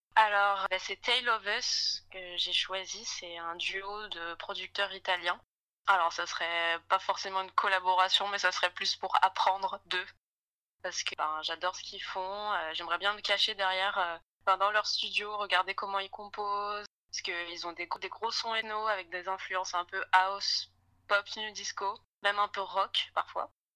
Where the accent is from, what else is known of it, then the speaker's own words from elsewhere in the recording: Toulon, Provence-Alpes-Côte d'Azur, France; je viens du sud de la France, vers Toulon